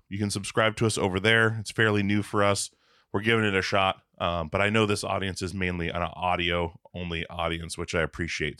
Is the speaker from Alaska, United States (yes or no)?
yes; Alaska, United States; now in Portland, United States; I'm I'm from Alaska